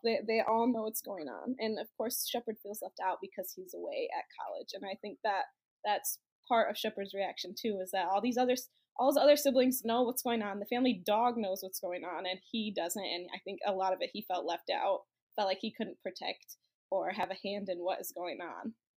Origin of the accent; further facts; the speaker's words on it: Michigan, United States; I am from Michigan, grew up in Michigan